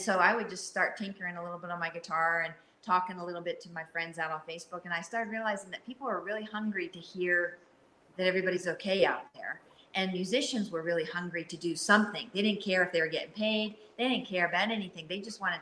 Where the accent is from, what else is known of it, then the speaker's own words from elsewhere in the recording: New Hampshire, United States; moved away; I'm from New Hampshire